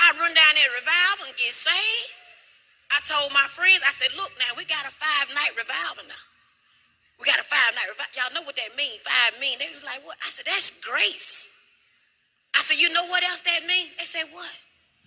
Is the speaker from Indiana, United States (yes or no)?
no; Mississippi, United States; I'm from Mississippi.